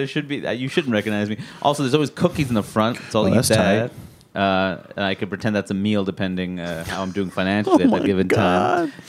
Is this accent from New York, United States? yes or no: yes; New York City, New York, United States; I grew up in Queens.